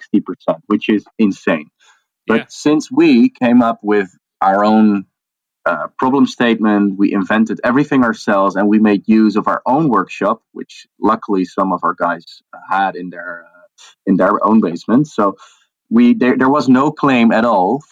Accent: the middle of the Netherlands, central Netherlands, Netherlands; Grew up in the middle of the Netherlands

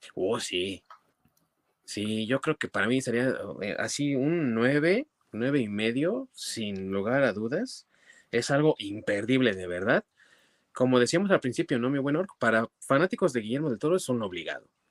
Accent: Mexico; como buenos mexicanos obviamente vemos televisión en nuestro idioma

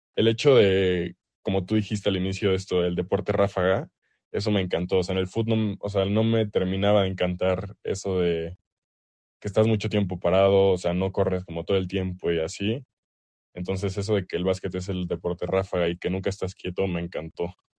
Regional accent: Mexico; accent: Mexican; also born or lived in El Salvador; mi familia es del Salvador, pero yo nací aquí en México, entonces aquí en México, por lo menos en el ambiente en el que crecí

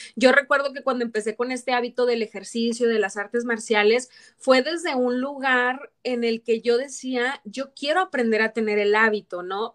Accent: Torreón, Coahuila, Mexico; moved away; me da mucho gusto ir de viaje a Torreón, a mi terruño

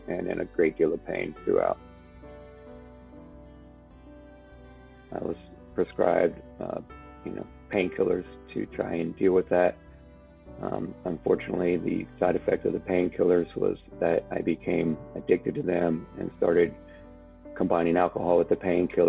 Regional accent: Alexandria, Virginia, United States; I grew up in Alexandria, Virginia

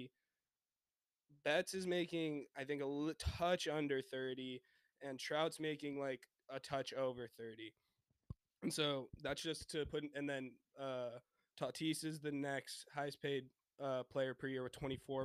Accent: San Diego, California, United States; moved away; I'm from San Diego, California

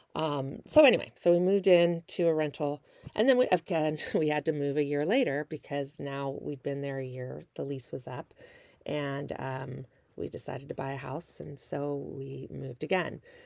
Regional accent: Northern California, United States; moved away as an adult; also born or lived in Kansas / Milwaukee, Wisconsin / Las Vegas, Nevada; now in Southern California, United States; That's where I'm actually originally from, Northern California

